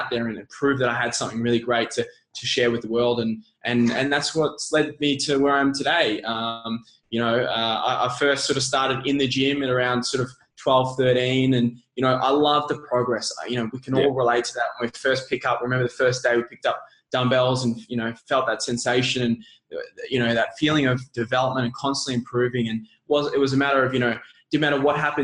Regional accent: Melbourne, Victoria, Australia; I was born in Melbourne, born and raised

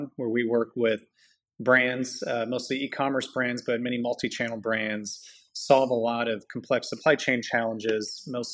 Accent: Toronto, Ontario, Canada; moved away as an adult; also born or lived in Montreal; now in United States; I was born and raised up in Toronto.

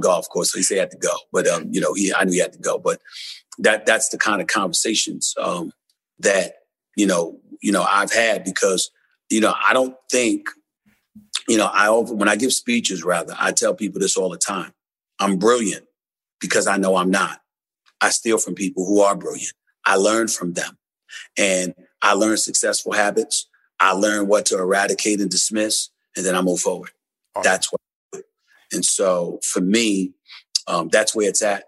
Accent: New York City, New York, United States; also born or lived in Winston-Salem, North Carolina; I'm from Hollis, Queens, man, New York City, and I went to an HBCU, Winston-Salem State. I grew up in the streets of New York City

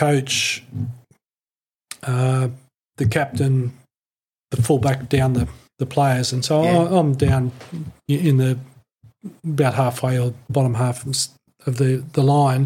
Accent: Australia; as an Australian player

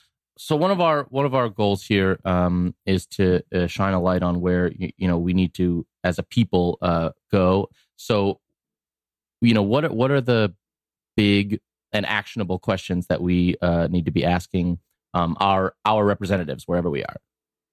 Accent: Westmont, Illinois, United States; I grew up in Westmont

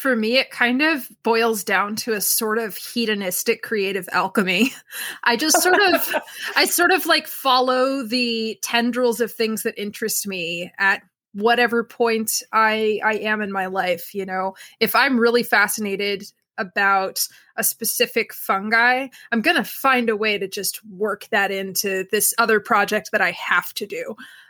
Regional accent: Milford, Pennsylvania, United States; So I grew up in a little town called Milford, Pennsylvania, which is right in the tri-state area.

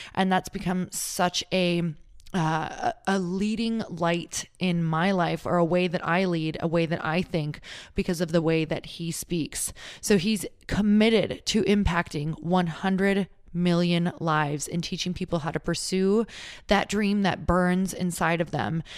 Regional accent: Midwest, United States; we're from the Midwest

